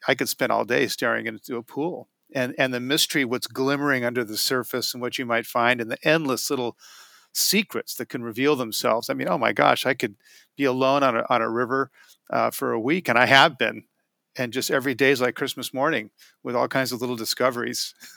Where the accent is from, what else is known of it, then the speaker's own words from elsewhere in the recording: Portland, Oregon, United States; I live in Portland, uh, and when we, when, when Pete Sovrell, who created the Wild Salmon Center, and I teamed up as their first employee, we had the, you know, Pete was okay letting me build the organization from Portland